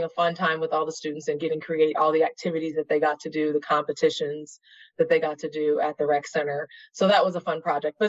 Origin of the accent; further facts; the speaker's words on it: Des Moines, Iowa, United States; moved away as an adult; also born or lived in Oregon; now in Chicago, United States; I grew up in Des Moines, Iowa